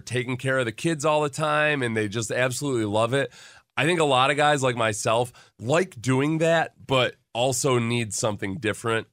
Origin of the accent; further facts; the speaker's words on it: Western New York, United States; I grew up in Western New York